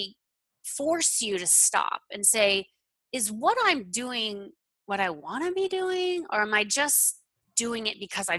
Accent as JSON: {"language": "English", "region": "Florida", "country": "United States", "tie": "born or raised there", "said": "I grew up in Florida"}